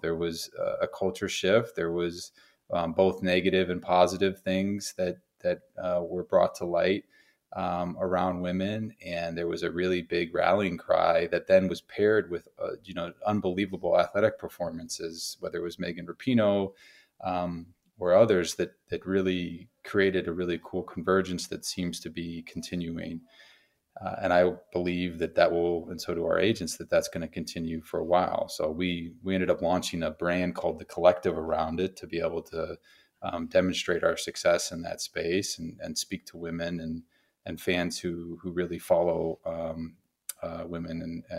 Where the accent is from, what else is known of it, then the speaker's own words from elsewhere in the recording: Tucson, Arizona, United States; born there; I mean, I was born in Arizona. I was born in Tucson, so I love Arizona too.